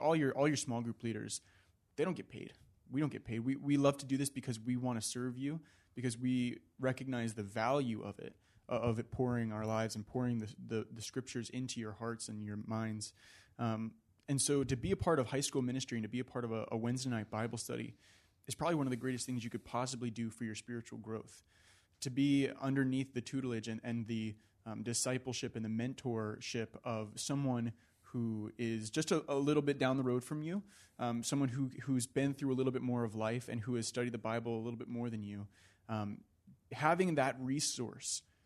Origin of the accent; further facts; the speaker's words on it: Virginia, United States; now in California, United States; when I was back home in Virginia